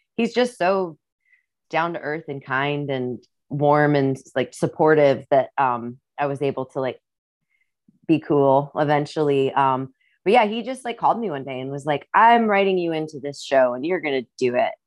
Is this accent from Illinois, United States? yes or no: yes; Rock Island, Illinois, United States; accent: Midwestern; moved away; also born or lived in Iowa; I grew up in Rock Island, Illinois